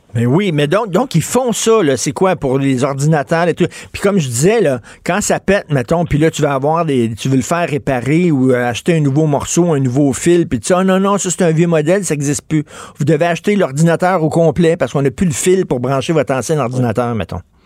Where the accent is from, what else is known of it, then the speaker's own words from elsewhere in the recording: Montreal, Quebec, Canada; j'ai grandi à Verdun